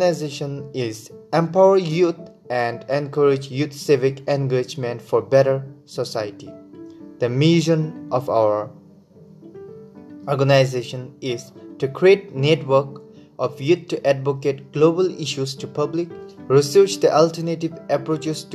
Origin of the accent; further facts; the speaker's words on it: Bhutan; from Bhutan